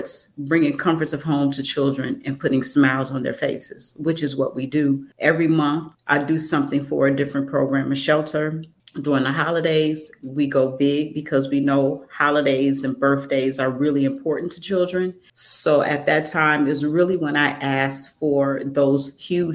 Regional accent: Chicago, Illinois, United States; I am from Chicago.

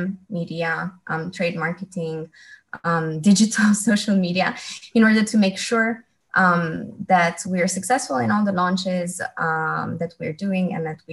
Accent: Romania; moved away as an adult; also born or lived in Netherlands / France; I'm from Romania, originally from Romania, And when I was 19, I have decided that I wanted to embark on an international adventure

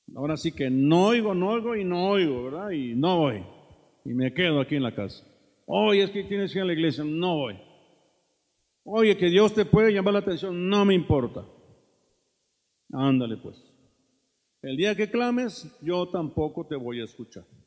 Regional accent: Mexico; los mexicanos somos mañosos

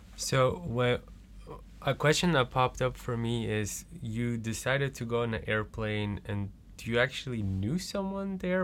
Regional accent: Belgium; now in Netherlands; I'm originally from Belgium

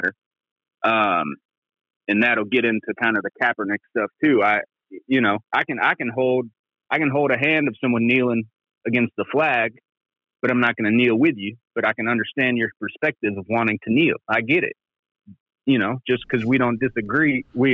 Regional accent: Atlanta, Georgia, United States; moved away as an adult; now in Birmingham, United States; I was born and raised in Atlanta

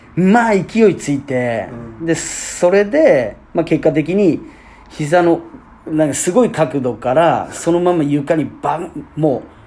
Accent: Fukuoka, Japan; 僕らね福岡県出身と、はい、なう福岡ステイ、うん、ね、在住なんですけれども

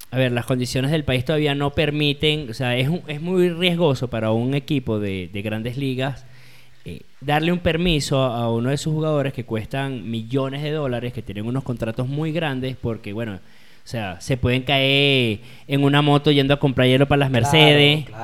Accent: Caracas, Capital District, Venezuela; Sí, soy

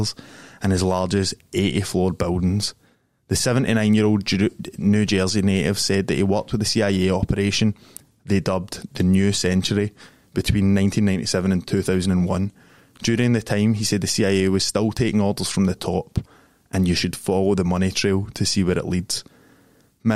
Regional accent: Glasgow, Scotland, United Kingdom; I grew up in Springburn

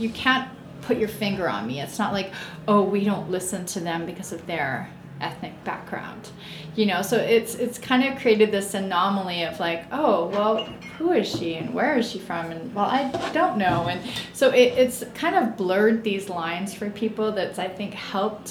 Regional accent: Canada; also born or lived in England; I grew up in Canada. So I was actually born in England mm-hmm. and raised in Canada.

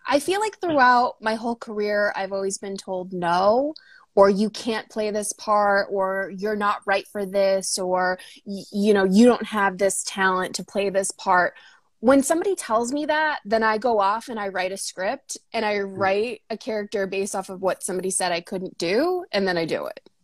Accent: North Shore of Boston, Massachusetts, United States; moved away as an adult; now in Los Angeles, United States; I grew up on the North Shore of Boston in Massachusetts

